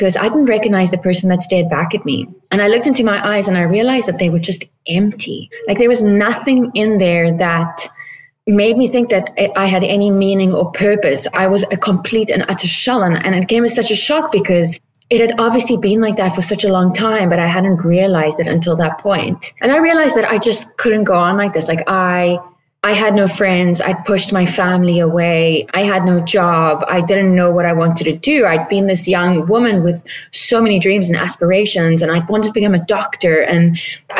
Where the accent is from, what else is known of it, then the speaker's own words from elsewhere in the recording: South Africa; moved away as an adult; now in Palm Springs, United States; I am originally from South Africa, but currently living in Palm Springs, California.